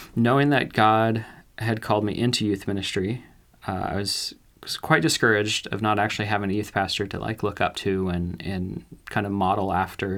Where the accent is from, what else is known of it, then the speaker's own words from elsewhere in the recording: Ashland, Oregon, United States; also born or lived in California; I grew up in California. Uh, when I was seven, my parents decided to move our family up to Oregon, uh, where we l, moved to Ashland